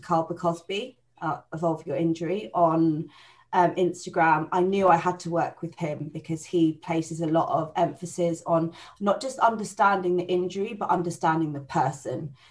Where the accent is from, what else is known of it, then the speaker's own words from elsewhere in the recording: Buckinghamshire, South East England, United Kingdom; I'm from Buckinghamshire